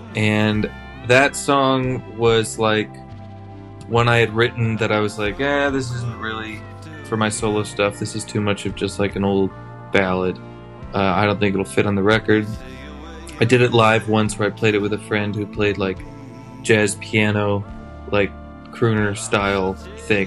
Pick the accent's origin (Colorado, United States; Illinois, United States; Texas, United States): Illinois, United States; Chicago; born or raised there